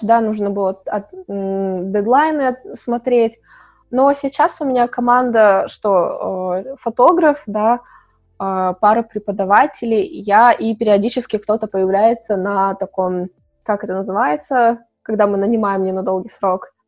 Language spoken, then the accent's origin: Russian; Chelyabinsk, Chelyabinsk Oblast, Russia; moved away as an adult; also born or lived in Malaysia; когда я жила в Челябинске, я из Челябинска